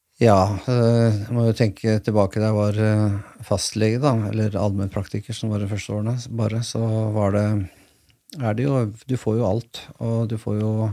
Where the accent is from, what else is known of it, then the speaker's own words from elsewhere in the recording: Askim, Østfold, Norway; da jeg vokste opp på den tiden jeg vokste opp Jeg kommer fra Askim